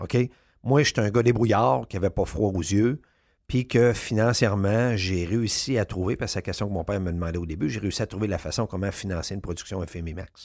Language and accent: French; Quebec City, Quebec, Canada; j'étais de Québec